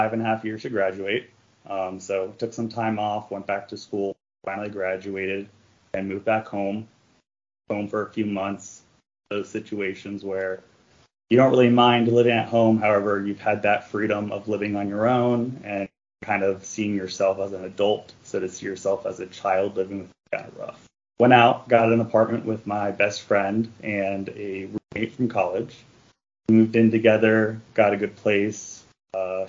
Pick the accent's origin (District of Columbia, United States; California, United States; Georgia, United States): District of Columbia, United States; D.C.; I grew up right outside Washington, D.C., a good area, very conservative Catholic family